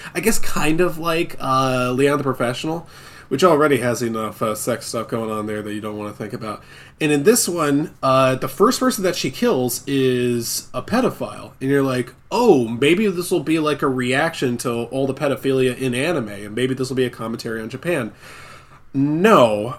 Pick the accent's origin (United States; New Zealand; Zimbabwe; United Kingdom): United Kingdom; Scotland; I'm Scottish